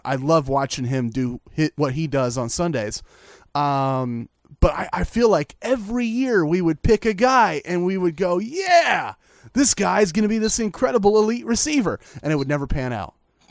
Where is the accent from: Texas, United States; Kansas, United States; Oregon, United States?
Oregon, United States; Medford; a kid born and raised in Medford